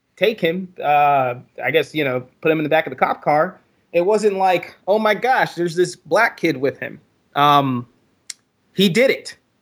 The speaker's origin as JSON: {"language": "English", "region": "Texas", "country": "United States", "moved": "as an adult", "lives_now": "New York, United States", "said": "I'm originally from Texas, and I moved to New York for a, a job, uh, opportunity about six months ago."}